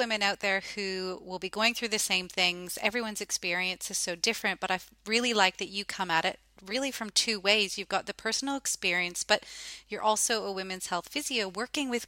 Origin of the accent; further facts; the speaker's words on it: Canada; now in Australia; as a Canadian